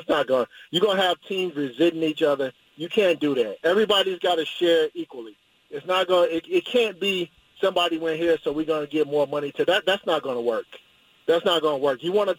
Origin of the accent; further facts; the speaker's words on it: the South, United States; now in Portland, United States; growing up in the South